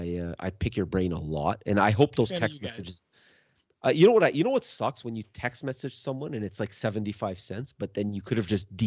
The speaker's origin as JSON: {"language": "English", "country": "Canada", "said": "Like, I don't know. As a Canadian"}